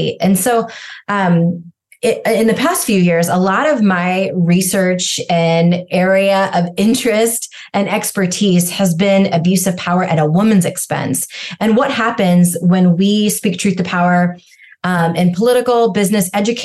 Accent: rural Washington State, United States; also born or lived in India; I was abandoned at birth in India, adopted just shy of 2 years old, grew up in rural Washington State.

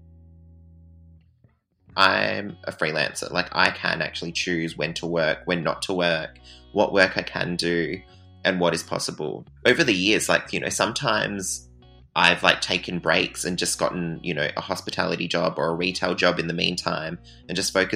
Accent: near Bunbury, Southwest Western Australia, Australia; I grew up in Southwest WA, in a town called Rowlands, which is like 15 minutes away from Bunbury

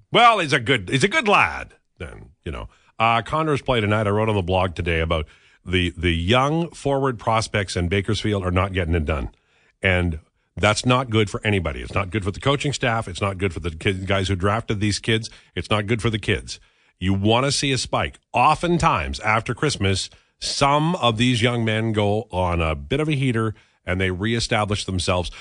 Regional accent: Canada; I'm a Canadian.

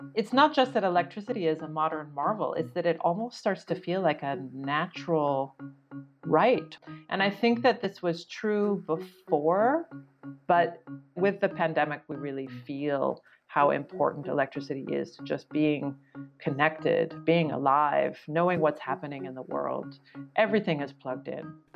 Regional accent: rural Oregon, United States; I grew up in Oregon, uh, rural Oregon

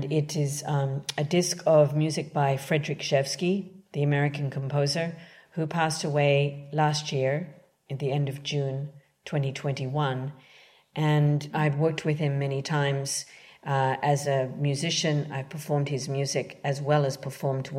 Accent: Canberra, Australian Capital Territory, Australia; moved away as an adult; also born or lived in London; now in New York City, United States; I'm originally from Canberra, Australia.

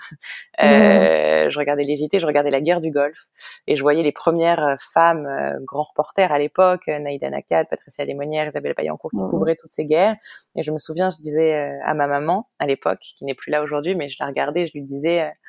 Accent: Paris, Île-de-France, France; moved away as an adult; also born or lived in Israel; now in New York, United States; née, j'ai grandi à Paris, j'ai fait des études à Paris.

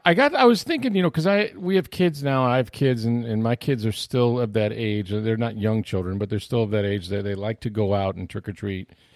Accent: St. Petersburg, Florida, United States; I grew up in Northwest Saint Petersburg

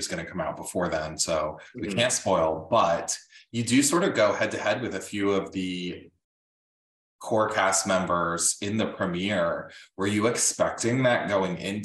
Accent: Clinton, New Jersey, United States; I'm Northwest Jersey. Like, I grew up in like Clinton, New Jersey area.

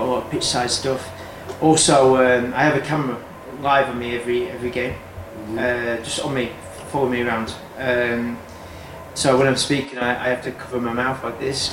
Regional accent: England, United Kingdom; moved away as an adult; now in Madrid, Spain; Being English

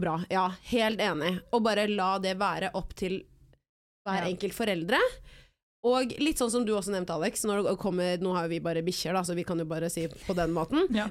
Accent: Oslo, Norway; jeg har lyst til å bo der hvor jeg er, rundt der hvor jeg er oppvokst.

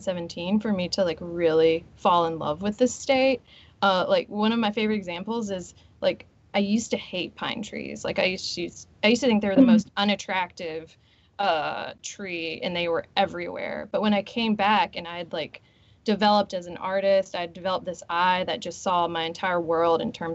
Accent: Meridian, Mississippi, United States; So I grew up in Meridian, and during the summer, I would do these like art camps, and we would go to the second floor of the Meridian Museum of Art

